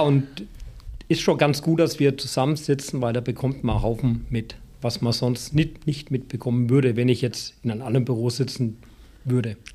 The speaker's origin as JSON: {"language": "German", "area": "Franconia", "region": "Bavaria", "country": "Germany", "also_born_or_lived": "Baden-Württemberg", "moved": "yes", "said": "als ich wieder nach Franken zurückkehren durfte"}